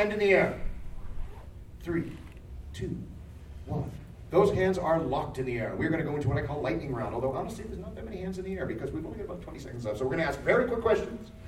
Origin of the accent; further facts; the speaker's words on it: Canada; as a Canadian, spent plenty of time in northern Alberta